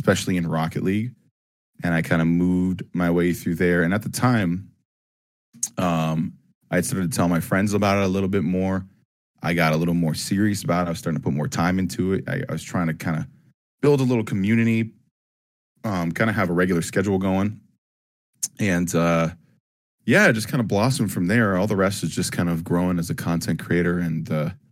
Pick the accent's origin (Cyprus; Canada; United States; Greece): Canada; Ajax, Ontario; I was born in Ajax, Ontario